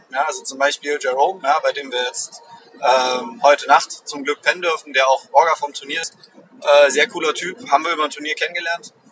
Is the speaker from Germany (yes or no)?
yes; East Germany, Germany; Ostdeutsche, wir haben keinen Urlaub gerade, also wir haben keine, keinen Feiertag